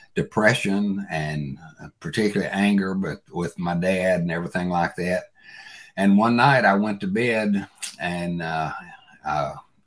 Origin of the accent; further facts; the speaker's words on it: Bolivar, Tennessee, United States; I grew up in West Tennessee, a little town called Bolivar, Tennessee.